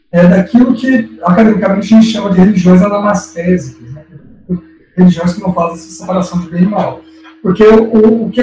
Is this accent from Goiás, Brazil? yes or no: yes; Goiânia, Goiás, Brazil; eu particularmente morava em Goiânia na época, né, eu sou goianiense, estava na, na, minha adolescência, eu na escola